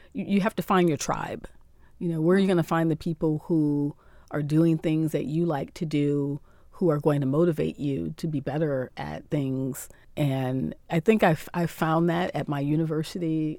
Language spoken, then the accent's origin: English; Akron, Ohio, United States; moved away as an adult; also born or lived in Columbus, Ohio; now in Cairo, Egypt; hometown is in Akron, Ohio, in the U S